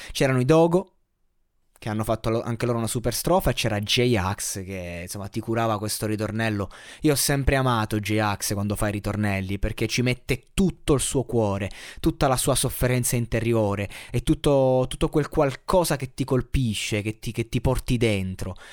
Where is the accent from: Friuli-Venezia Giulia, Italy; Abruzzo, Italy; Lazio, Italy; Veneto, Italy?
Abruzzo, Italy; Io da abruzzese